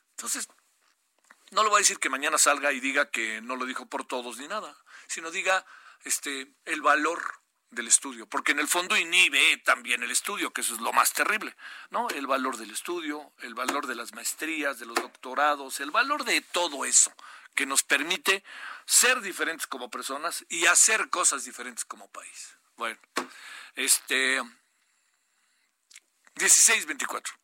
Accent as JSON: {"language": "Spanish", "region": "Baja California", "country": "Mexico", "tie": "born there", "said": "Yo nací en Baja California y bolas, ¿no?"}